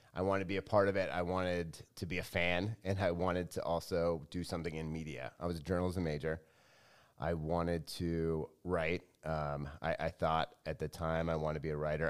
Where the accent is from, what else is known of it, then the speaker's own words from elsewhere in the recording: Los Angeles, California, United States; moved away as an adult; I grew up in L